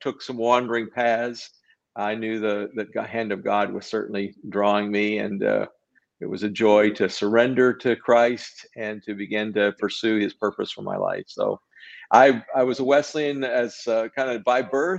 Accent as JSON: {"language": "English", "region": "New Brunswick", "country": "Canada", "tie": "born or raised there", "said": "was born in New Brunswick, Canada. My family's all from that area, Prince Edward Island, Nova Scotia, New Brunswick"}